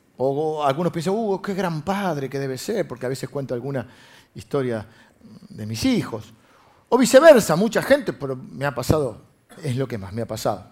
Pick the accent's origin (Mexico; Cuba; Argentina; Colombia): Argentina; Buenos Aires; nosotros los de Buenos Aires